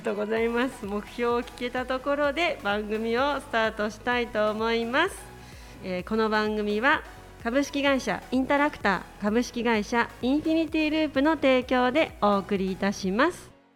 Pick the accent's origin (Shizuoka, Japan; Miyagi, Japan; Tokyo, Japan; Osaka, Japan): Tokyo, Japan; Hachioji; 八王子が地元